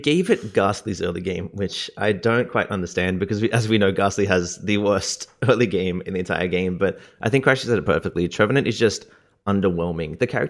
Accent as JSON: {"language": "English", "country": "Australia", "said": "I am from Australia."}